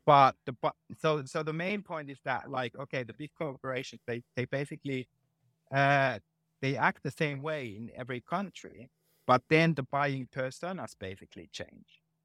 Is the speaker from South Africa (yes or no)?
no; Finland; moved away as an adult; also born or lived in England / Denmark / Ireland / Netherlands; now in Helsinki, Finland; this is my home country